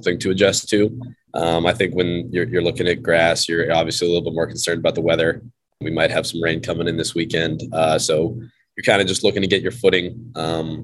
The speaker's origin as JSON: {"language": "English", "region": "the South", "country": "United States", "moved": "as an adult", "said": "I'm from the South. So a lot of my friends in high school did go to like bigger SEC type schools"}